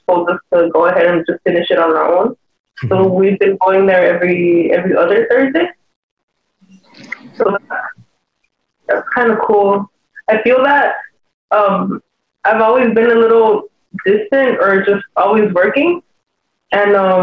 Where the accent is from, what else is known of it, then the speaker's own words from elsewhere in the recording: Los Angeles, California, United States; I'm from South Central